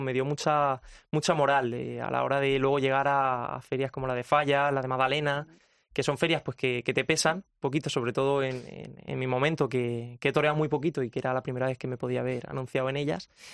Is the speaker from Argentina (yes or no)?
no; Ayora, Valencian Community, Spain; also born or lived in Albacete; me he criado en, Ayora, en mi pueblo, desde bien pequeñito